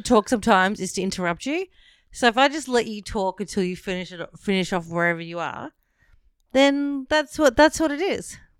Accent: Werribee, Victoria, Australia; I grew up in Werribee

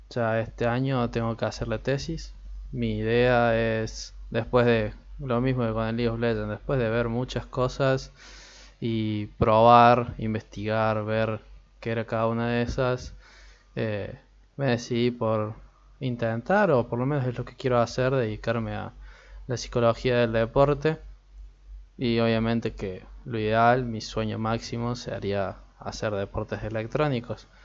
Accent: Argentina; porque como soy de Argentina, es la liga que tenemos nosotros, la liga nacional

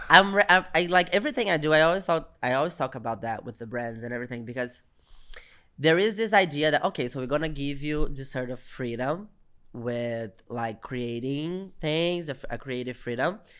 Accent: Minas Gerais, Brazil; I'm a Brazilian comedian. And I'm from Minas Gerais. I'm from the countryside of Brazil

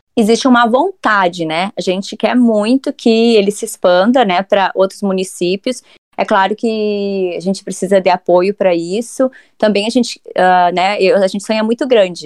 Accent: Santa Maria, Rio Grande do Sul, Brazil; moved away as an adult; nascida e criada em Santa Maria

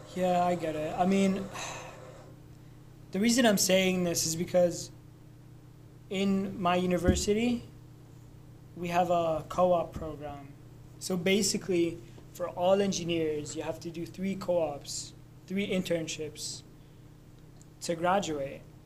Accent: Lebanon; moved away; I'm from Lebanon

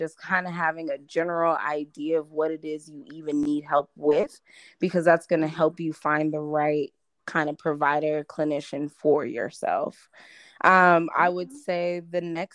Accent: Champaign, Illinois, United States; moved away as an adult; also born or lived in Detroit, Michigan; now in Maryland, United States; I was raised in Champaign-Urbana.

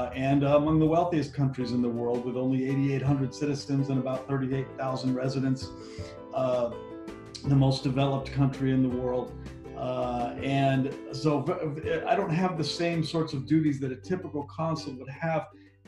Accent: Las Vegas, Nevada, United States; And I grew up in Las Vegas.

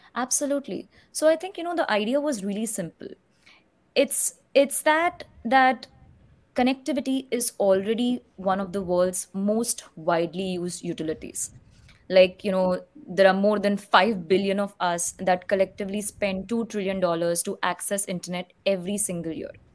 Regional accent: Mumbai, Maharashtra, India; moved away; I was actually born and brought up in Mumbai

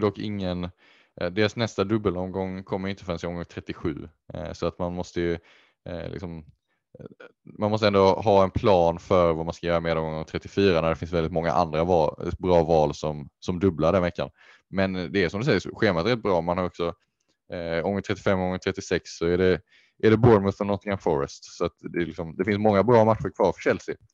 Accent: Sweden; som svensk

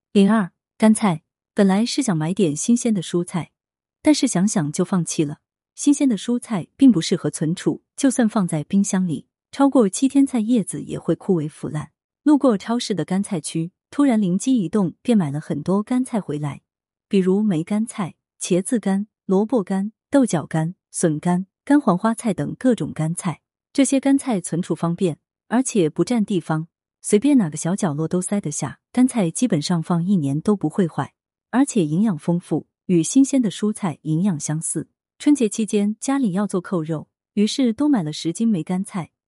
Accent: southern China, China; 作为一个南方人，早上爱吃米粉

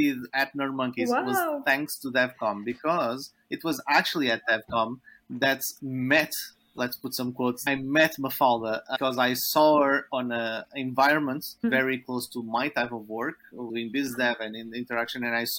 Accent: Portugal; we are both from Portugal

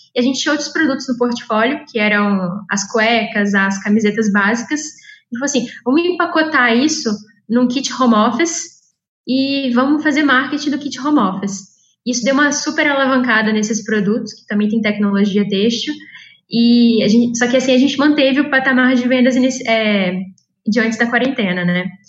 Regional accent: Juiz de Fora, Minas Gerais, Brazil; moved away as an adult; now in São Paulo, Brazil; eu sou mineira de Juiz de Fora e eu vim parar aqui em São Paulo por meio do ITA

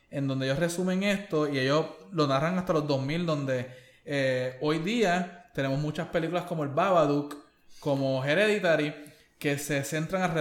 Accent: Puerto Rico; como puertorriqueños

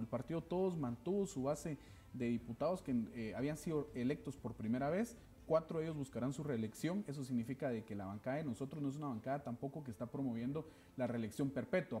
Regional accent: Quetzaltenango, Guatemala; el lugar de donde yo soy, mi ciudad, mi departamento

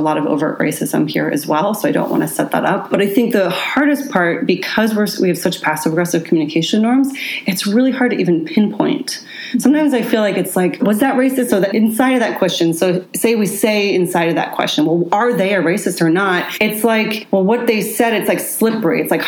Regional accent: Seattle, Washington, United States; I grew up here. I grew up in Queen Anne and Ballard.

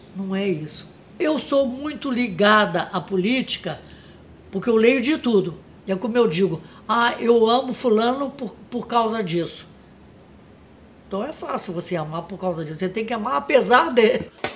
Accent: Rio de Janeiro, Brazil; also born or lived in Pará / São Paulo; eu fui criada na rua Visconde Pirajá, em Ipanema

